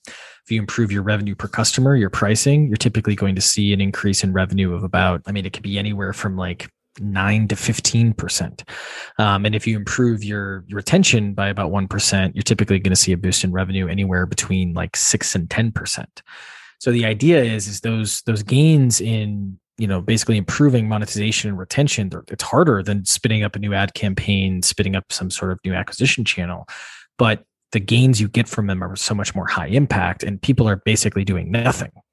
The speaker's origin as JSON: {"language": "English", "region": "Wisconsin", "country": "United States", "tie": "born or raised there", "also_born_or_lived": "Boston", "moved": "as an adult", "said": "I grew up in Wisconsin, which is, uh, central U S in the Midwest there on farmland"}